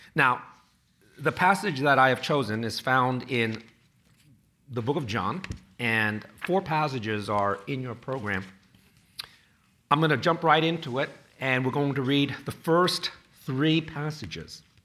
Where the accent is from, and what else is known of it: New York City, New York, United States; born or raised there; also born or lived in Chinatown, Manhattan